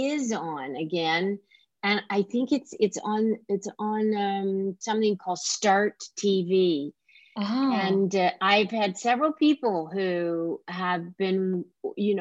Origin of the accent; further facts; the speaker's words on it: the South, United States; being a Southerner